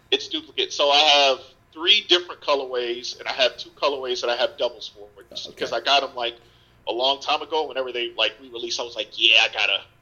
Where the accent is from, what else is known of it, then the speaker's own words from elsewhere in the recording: New York, United States; growing up in New York, man, everybody was a Yankees fan